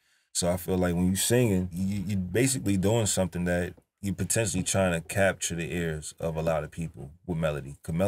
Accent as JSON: {"language": "English", "region": "New York", "country": "United States", "said": "But I think people forget, like, I'm from New York, so I don't make just trap beats."}